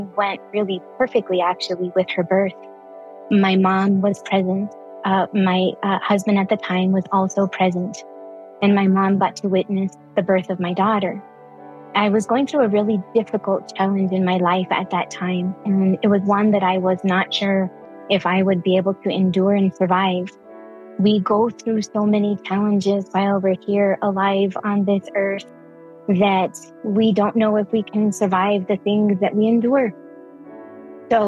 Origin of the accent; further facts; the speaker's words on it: Santa Fe, New Mexico, United States; I was born and raised in Santa Fe, New Mexico